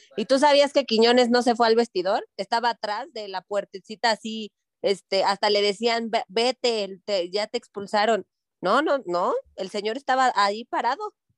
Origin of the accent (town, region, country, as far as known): Mexico